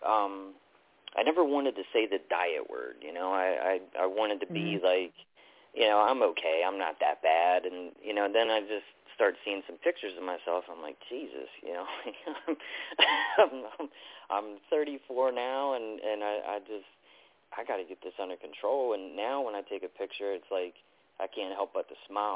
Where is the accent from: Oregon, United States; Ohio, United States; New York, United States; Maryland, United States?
Maryland, United States; Baltimore; moved away as an adult; now in North Carolina, United States; I'm originally from Baltimore, so I moved down to North Carolina